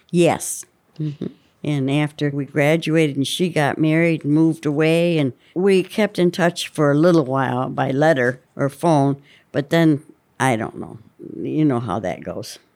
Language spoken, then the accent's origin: English; Jamestown, Pennsylvania, United States; also born or lived in Buckeye, Pennsylvania; Jamestown and Buckeye.